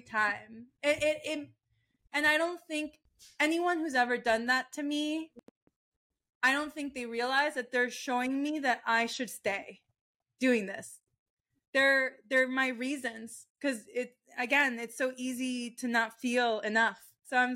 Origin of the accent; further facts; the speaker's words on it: Florida, United States; also born or lived in Maracay, Venezuela; I grew up in Florida